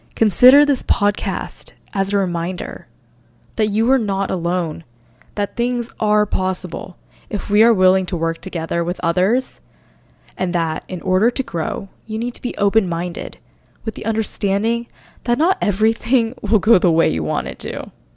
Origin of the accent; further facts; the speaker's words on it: North Carolina, United States; moved away as an adult; now in New York City, United States; I originally grew up in North Carolina with the constant feeling that I never truly fit in there. I moved to New York City after I graduated college